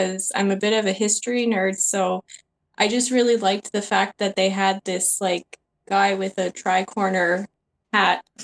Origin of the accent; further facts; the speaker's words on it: Quebec, Canada; I'm from Quebec, French part